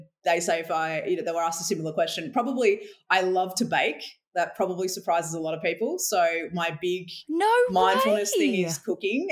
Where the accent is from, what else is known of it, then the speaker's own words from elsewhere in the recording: Western Australia, Australia; now in Victoria, Australia; I grew up in Western Australia, where we're both in Victoria now, but I was born in the Wild West